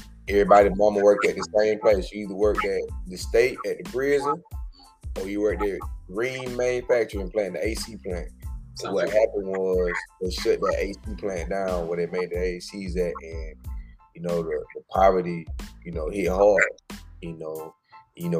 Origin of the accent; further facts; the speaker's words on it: Milledgeville, Georgia, United States; moved away as an adult; now in Houston, United States; I'm originally from Milledgeville, Georgia